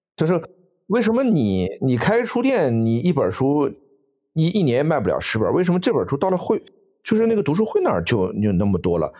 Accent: China; 我们中国人

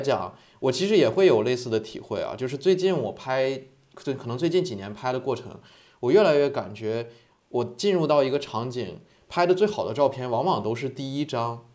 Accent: Harbin, Heilongjiang, China; now in Hainan, China; 我本身是哈尔滨人

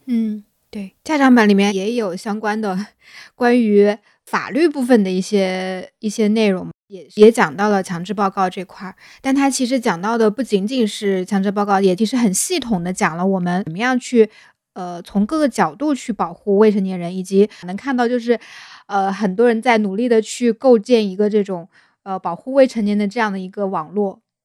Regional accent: Hunan, China; moved away; 像我老家，那个湖南那边

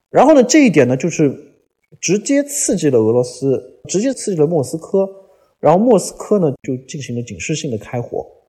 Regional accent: China; 我们中国人是非常非常熟悉类似的历史的

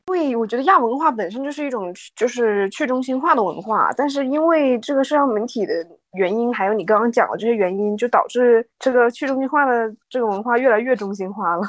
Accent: Northeast China, China; now in Shanghai, China; 因为我是东北的嘛

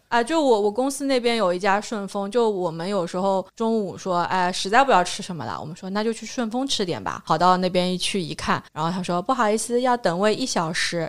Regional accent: Shanghai, China; 我一个上海人

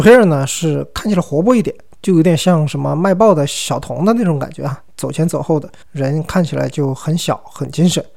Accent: Sichuan, China; 我一个四川人啊我一个中国人嘛

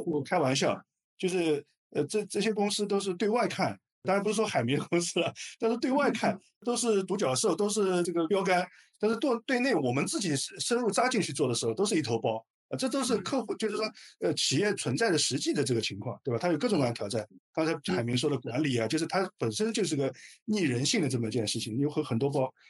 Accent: China; 我们中国人的企业都其实非常务实的

